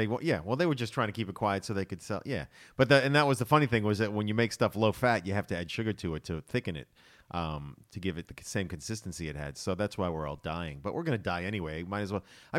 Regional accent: Boston, Massachusetts, United States; now in Australia; I grew up in Boston, Massachusetts, States of America.

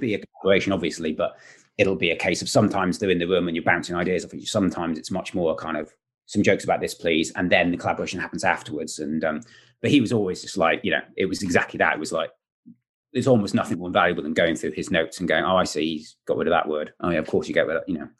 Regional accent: Wales, United Kingdom; I'm Welsh

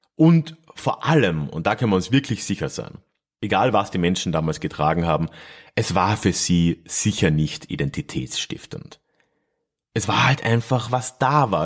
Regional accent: Freising, Bavaria, Germany; meiner Heimatstadt Freising

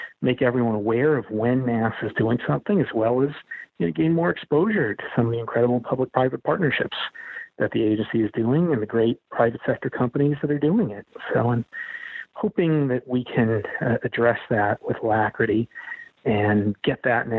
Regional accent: Montana, United States; moved away; I'm from Montana

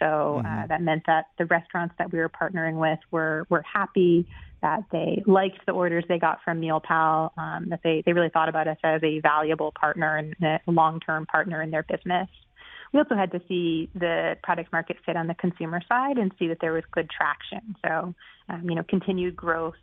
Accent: Boston, Massachusetts, United States; I'm from the Boston area originally

